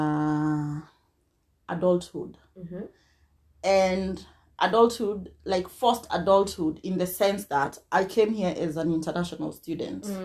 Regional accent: Kenya; now in United Kingdom; I grew up in Kenya

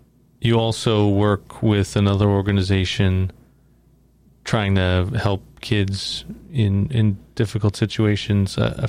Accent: New York, United States; moved away; I'm from New York originally.

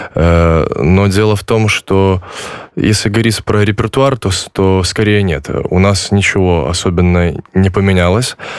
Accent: Belarus; moved away as an adult; now in Poland; я родился в Беларуси, но э, мои предки жили в Польше

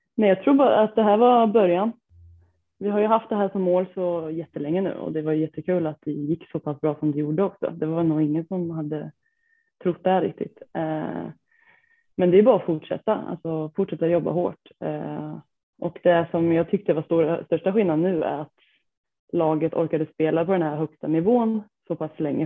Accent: Degerfors, Örebro County, Sweden; jag kommer från eh, Degerfors, eh, är 27 år gammal

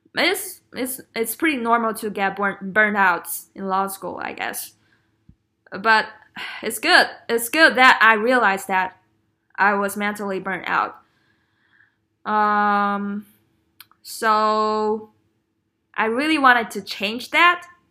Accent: China; moved away as an adult; growing up in China is tough.

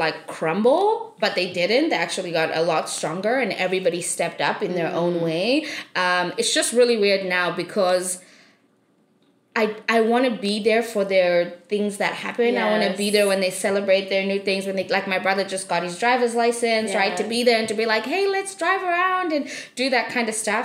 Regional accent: South Africa; moved away; I grew up in South Africa and I am one of 4 children

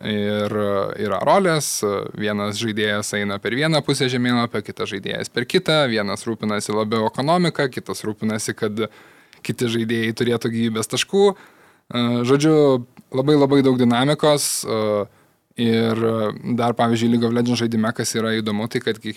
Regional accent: Kaunas, Kaunas County, Lithuania; aš iš Kauno, tai sargau Žalgerį

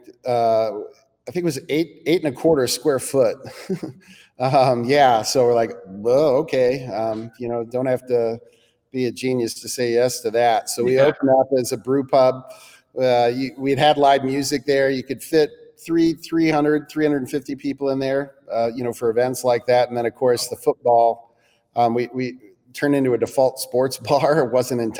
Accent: United States; as an American

